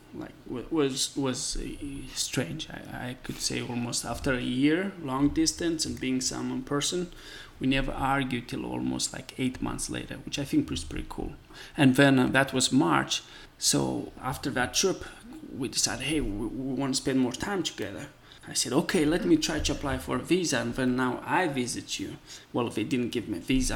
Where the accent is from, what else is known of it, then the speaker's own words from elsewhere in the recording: Moldova; English is a second language; now in United States; I come from Eastern Europe, and um, uh, the country is called Moldova.